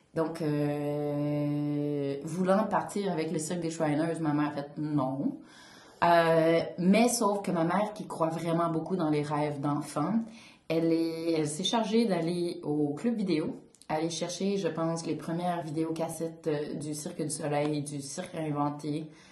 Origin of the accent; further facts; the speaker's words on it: Gatineau, Quebec, Canada; now in Montreal, Canada; je viens de Gatineau, dans l'Outaouais